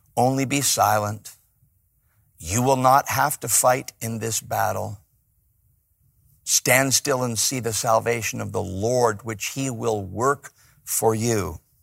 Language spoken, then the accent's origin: English; Chicago, Illinois, United States; now in Los Angeles, United States; I'm from Chicago.